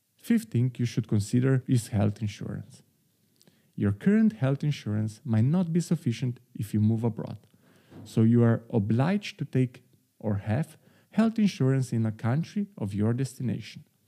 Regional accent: Slovenia; moved away as an adult; now in Amsterdam, Netherlands; my home country, Slovenia

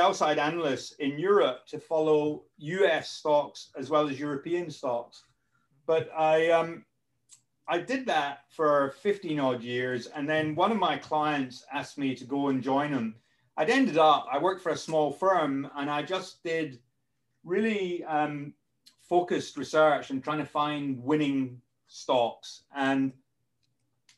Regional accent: Scotland, United Kingdom; now in London, United Kingdom; I live in London. I'm actually Scottish

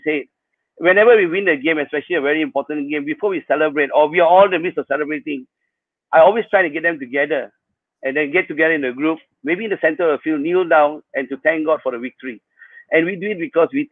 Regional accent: Sarawak, Malaysia; I'm from St. Paul, and St. Paul's was a powerhouse in Sarawak

